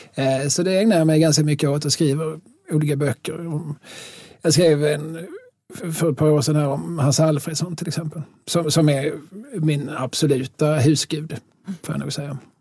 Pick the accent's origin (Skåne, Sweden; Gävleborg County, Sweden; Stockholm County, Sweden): Skåne, Sweden; also born or lived in Lund / Malmö; vi är skåningar